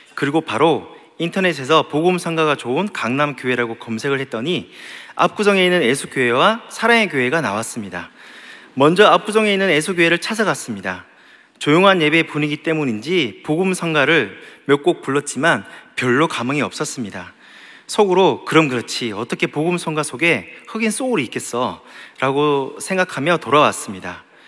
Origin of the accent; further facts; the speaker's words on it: Gyeongsang, South Korea; 나도 경상도인데